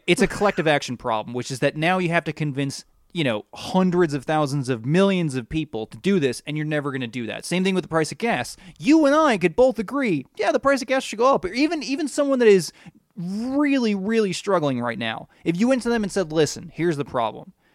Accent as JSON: {"language": "English", "country": "United States", "said": "as an American"}